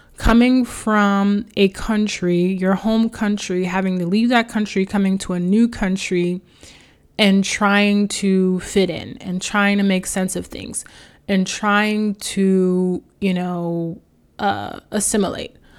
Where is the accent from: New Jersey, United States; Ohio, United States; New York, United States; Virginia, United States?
New York, United States; New York City; I grew up in Queens, New York.